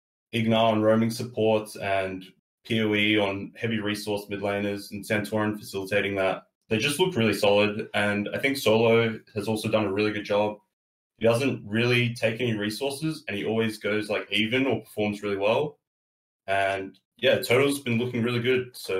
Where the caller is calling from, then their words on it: Adelaide, South Australia, Australia; I'm calling from Adelaide, South Australia.